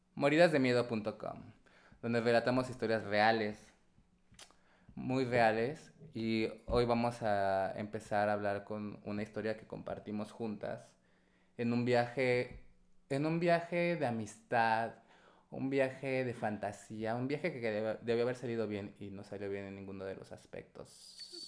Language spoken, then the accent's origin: Spanish; Puebla, Mexico; moved away; Vengo de Puebla